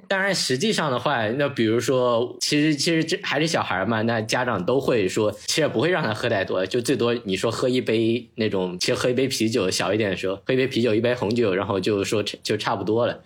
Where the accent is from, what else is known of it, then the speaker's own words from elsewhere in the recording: Zhejiang, China; moved away; 我们浙江那边比较特殊的那个一个特点，就是说，就自己家里每家每户都会自己 饮料酒嘛，酿的就是那种黄酒，大概就是用米做的